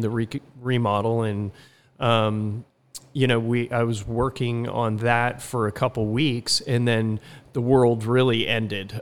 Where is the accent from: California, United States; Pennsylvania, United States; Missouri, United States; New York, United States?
California, United States; also born or lived in Utah / Barcelona, Spain / Philadelphia / Atlanta, Georgia; now in Laguna Beach, United States; came back to California, where I grew up about half in California and half in Utah